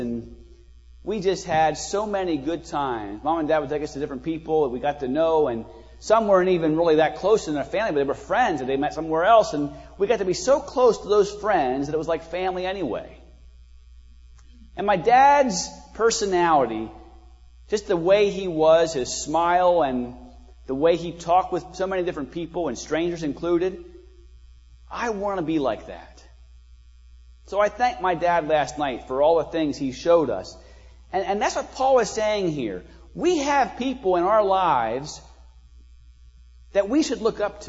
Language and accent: English; United States; I'm from Munster County